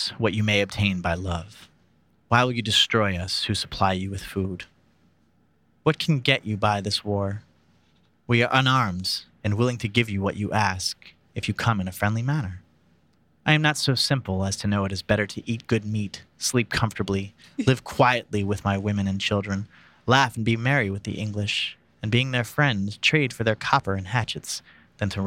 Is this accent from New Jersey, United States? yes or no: yes; New Jersey, United States; also born or lived in Ohio; now in California, United States; I grew up in Jersey. I went to school in Ohio. And then I've been out here in California